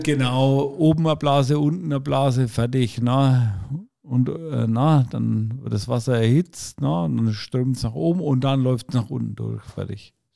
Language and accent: German; Franconia, Bavaria, Germany; bei uns in Franken